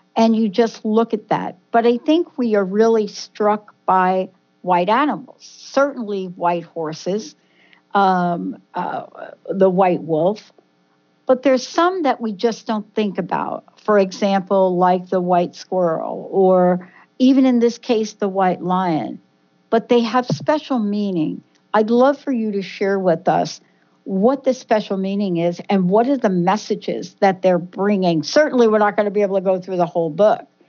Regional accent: New Jersey, United States; we are two girls from Jersey

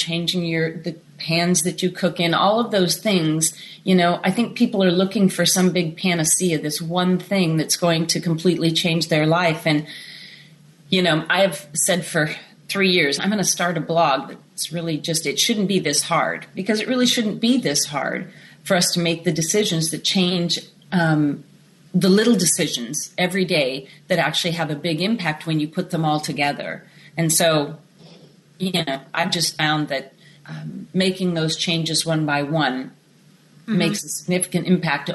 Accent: Sacramento, California, United States; moved away; also born or lived in Colfax, Washington; I was born in Sacramento in California

